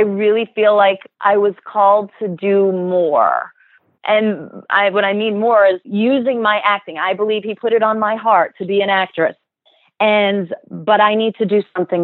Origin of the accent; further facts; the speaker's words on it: South Florida, United States; moved away; also born or lived in New Jersey; And I grew up, we moved down to South Florida. I grew up there.